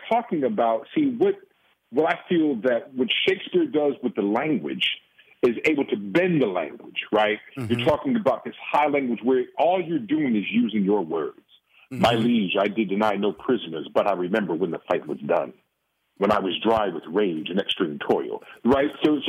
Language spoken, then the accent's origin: English; Oakland, California, United States; being born and raised in Oakland, California, you know, that was a time when, the drugs hit, crack had hit.